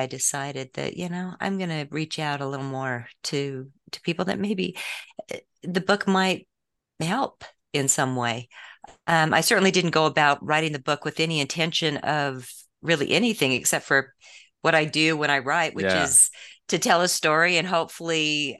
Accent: San Diego, California, United States; born there; also born or lived in American West; Sure. I was born in San Diego, and my father was a police officer who ended up going into the DEA. So we moved around quite a bit around the West

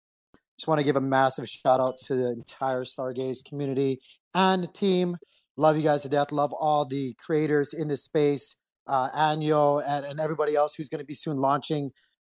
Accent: Philippines; I'm Filipino.

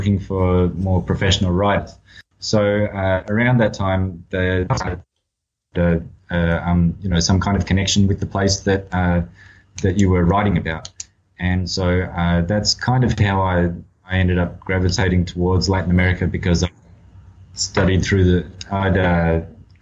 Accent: Australia; I was born in Australia, and I spent most of my early years in Australia

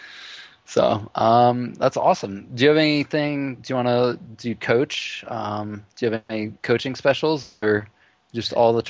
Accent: United States; I'm American.

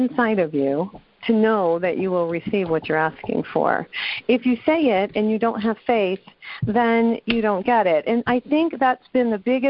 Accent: New Mexico, United States; I'm from New Mexico

